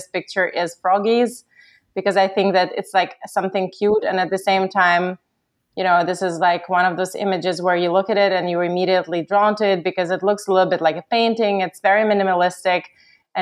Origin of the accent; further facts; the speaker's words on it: Ukraine; moved away; I'm originally from Ukraine